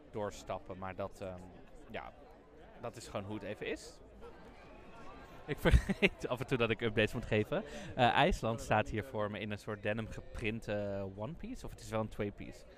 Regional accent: Netherlands; Ik wou net tegen haar zeggen, ik kom uit Nederland.

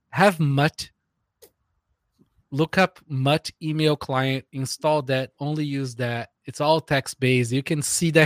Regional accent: Brazil; moved away; I grew up in Brazil

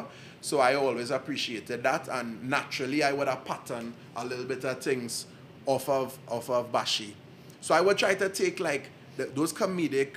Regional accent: Trinidad & Tobago

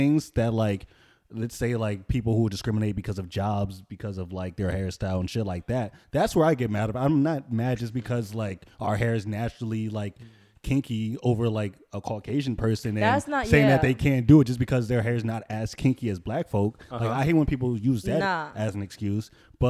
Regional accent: Florida, United States; I'm from Florida.

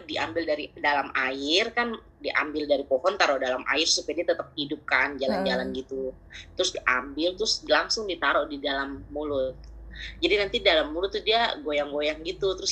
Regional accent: Papua, Indonesia; karena berapa selama kan lahir besar di Papua

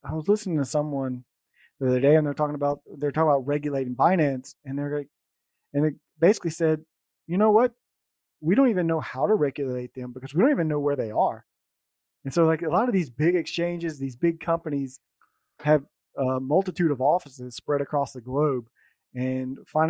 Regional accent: United States; now in Germany; I'm American, but I live in Germany.

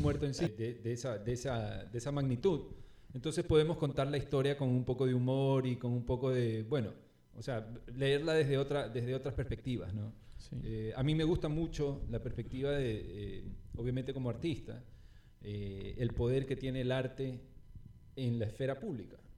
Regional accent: Guayaquil, Guayas, Ecuador; also born or lived in Barcelona; crecí en Urdesa, crecí en las lomas de Urdesa

